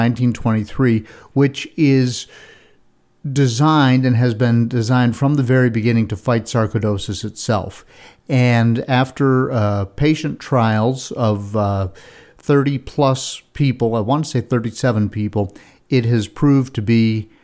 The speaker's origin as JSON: {"language": "English", "country": "United States", "tie": "born or raised there", "moved": "yes", "lives_now": "Virginia, United States", "said": "I grew up in the East and the Adirondack Mountains, the Green Mountains of Vermont. I live in the Appalachian Mountains in Virginia and have for 3 decades"}